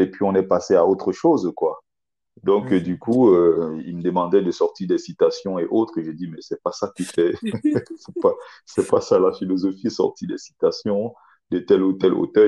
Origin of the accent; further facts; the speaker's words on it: Cameroon; moved away as an adult; now in France; obtenu au Cameroun mhm. un bac A4 espagnol